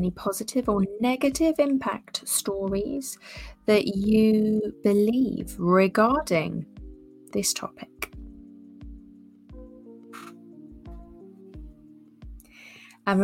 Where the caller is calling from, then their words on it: Southbourne, South West England, United Kingdom; We're tuning in from Southbourne in Dorset, the UK.